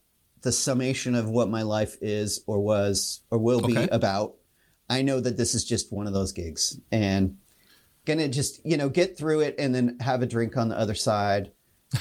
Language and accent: English; Spokane, Washington, United States; moved away as an adult; also born or lived in Pullman, Washington; now in Seattle, United States; I grew up in Spokane